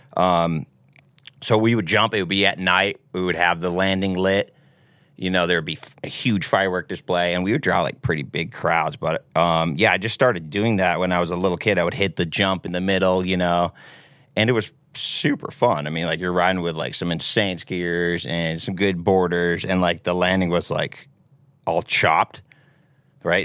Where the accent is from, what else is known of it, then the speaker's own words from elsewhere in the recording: Seabrook, New Hampshire, United States; I'm from Seabrook, New Hampshire, right on the coast, right on the Massachusetts border. Born and raised